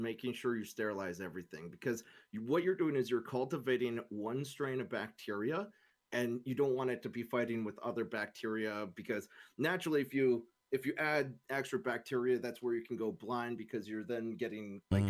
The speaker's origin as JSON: {"language": "English", "country": "Canada", "said": "Sorry, I'm Canadian. We don't have any Spanish people up here, so I guess we have some, but I don't speak Spanish very well."}